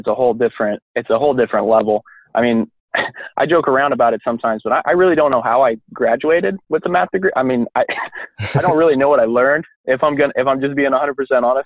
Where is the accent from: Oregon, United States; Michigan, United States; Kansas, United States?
Kansas, United States; moved away as an adult; now in Chicago, United States; I grew up in Kansas.